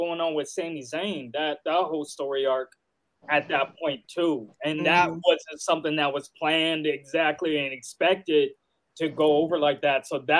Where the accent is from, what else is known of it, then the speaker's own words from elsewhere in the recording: Colorado, United States; This bombshell had to be dropped in my hometown. So I'm looking at my mountains in the background hurting.